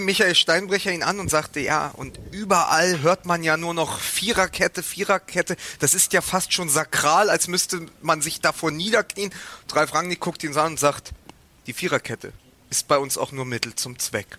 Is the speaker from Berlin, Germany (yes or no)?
yes; Berlin, Germany; als, als Berliner